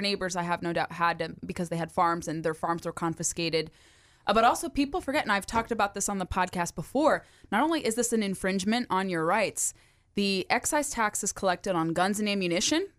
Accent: California, United States; now in Virginia, United States; my home state of California

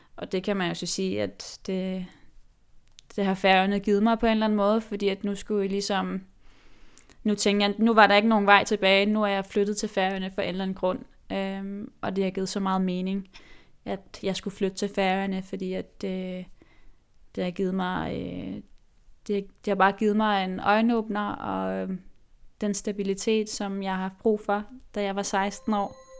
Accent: Nuuk, Sermersooq, Greenland; moved away; jeg er jo grønlandsk, øh, født og opvokset i Nuuk

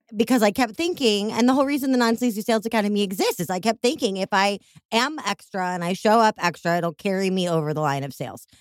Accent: Chicago, Illinois, United States; accent: Chicago; my Chicago accent

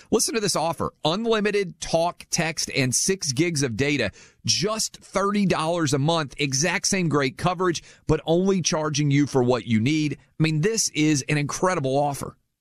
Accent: Nashville, Tennessee, United States; We're doing the show from Nashville, which is my hometown.

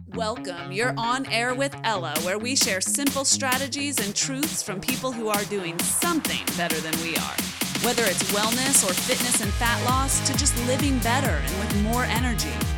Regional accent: just outside of Seattle, Washington, United States; I was born just outside of Seattle

